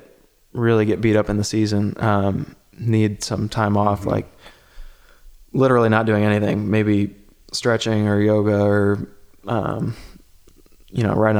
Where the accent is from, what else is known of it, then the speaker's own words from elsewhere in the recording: Ohio, United States; You know, growing up in Ohio, you know, my diet was sugar right.